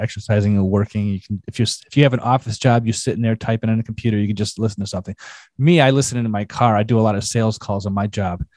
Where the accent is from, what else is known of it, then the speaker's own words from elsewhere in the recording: Chicago, Illinois, United States; I'm from Chicago, and so there's a lot of crime history in my neck of the woods